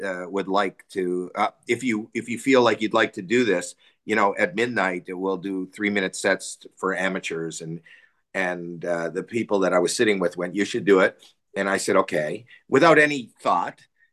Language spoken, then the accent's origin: English; Canada; growing up in Canada